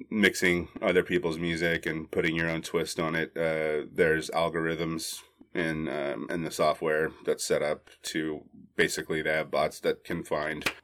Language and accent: English; Arlington, Texas, United States; now in Austin, United States; I was born and raised in Arlington, Texas. It's the home of the Texas Rangers, now the Dallas Cowboys, Wet and Wild, Six Flags, and a uh, pretty incredible place. So clearly, I got the hell out of there as soon as I could.